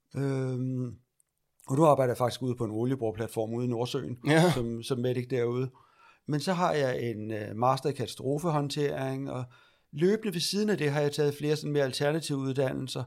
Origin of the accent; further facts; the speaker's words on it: Lejre, Zealand, Denmark; also born or lived in Iran; jeg er adopteret fra Iran, ja. øh, og jeg er født i 71, så det er omkring 73, jeg kommer til Danmark. Mm og ude på landet, ude ved lejre